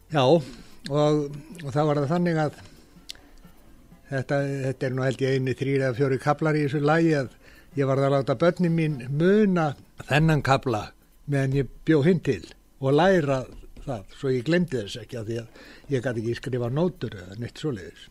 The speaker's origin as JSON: {"language": "Icelandic", "country": "Iceland", "said": "ég er frá Íslandi"}